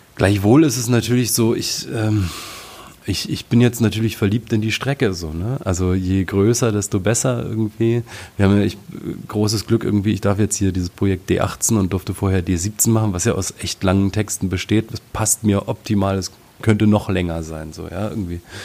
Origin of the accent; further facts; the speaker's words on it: Frankfurt, Brandenburg, Germany; in meiner Heimatstadt Frankfurt-Oder